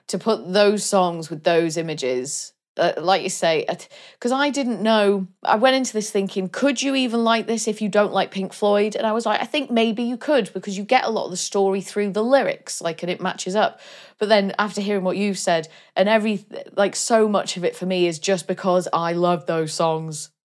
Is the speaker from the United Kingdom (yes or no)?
yes; Wales, United Kingdom; my home country